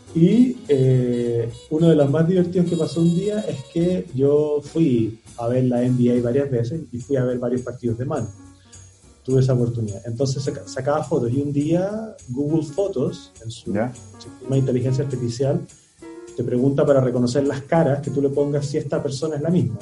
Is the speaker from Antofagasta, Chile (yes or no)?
yes; Antofagasta, Chile; moved away; Yo nací en Antofagasta